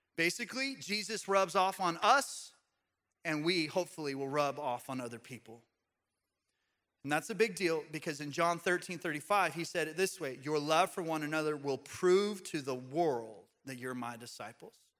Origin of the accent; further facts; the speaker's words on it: United States; as American Christians